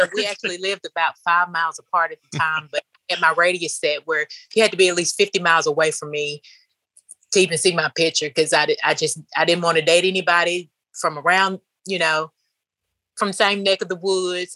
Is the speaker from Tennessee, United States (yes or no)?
yes; Bolivar, Tennessee, United States; also born or lived in Jackson, Tennessee; now in Canton, United States; I'm originally from Bolivar, Tennessee